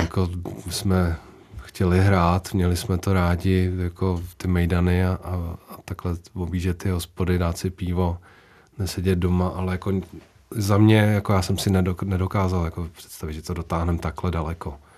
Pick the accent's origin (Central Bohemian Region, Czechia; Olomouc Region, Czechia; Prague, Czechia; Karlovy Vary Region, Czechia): Central Bohemian Region, Czechia; Úvaly; u nás v Uvalech